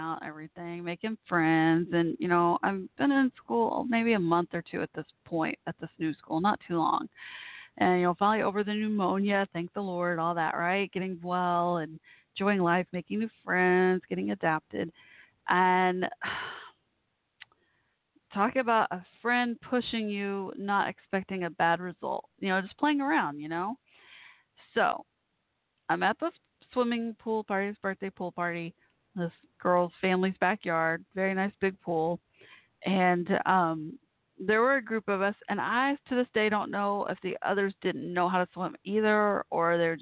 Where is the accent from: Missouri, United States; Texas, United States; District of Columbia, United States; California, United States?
Texas, United States; Dallas-Fort Worth; also born or lived in Waco, Texas; we moved from Waco to Dallas-Fort Worth.